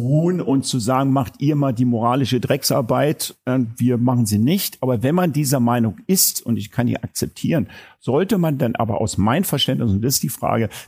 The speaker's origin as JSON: {"language": "German", "region": "West Germany", "country": "Germany", "said": "Und ich habe im Nachgang auch für mich reflektiert, dass man so eine moralische Überlegenheit hatte als Wessi."}